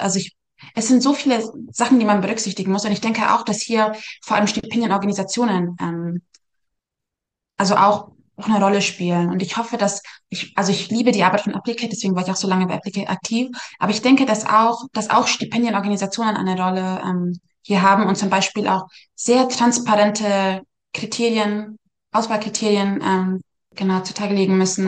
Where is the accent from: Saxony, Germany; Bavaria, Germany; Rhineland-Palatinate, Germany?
Bavaria, Germany; Munich; now in United States; ich komme aus München